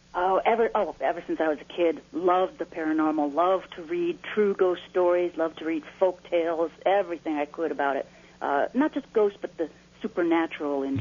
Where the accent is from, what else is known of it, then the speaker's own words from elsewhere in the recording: Naperville, Illinois, United States; growing up in Naperville